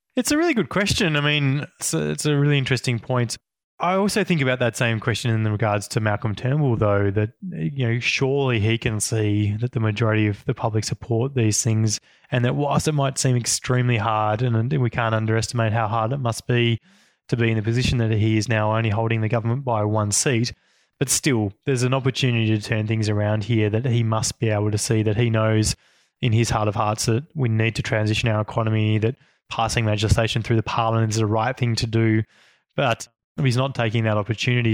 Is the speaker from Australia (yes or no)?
yes; Northwest Tasmania, Australia; I grew up in Northwest Tasmania